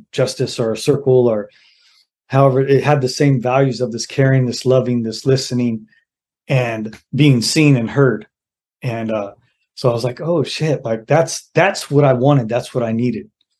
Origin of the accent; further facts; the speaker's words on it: Mountain View, California, United States; also born or lived in Sacramento; So I was born in Mountain View in the Bay Area, mm-hmm. in California, and then I was raised in the Bay Area and Sacramento, Northern California.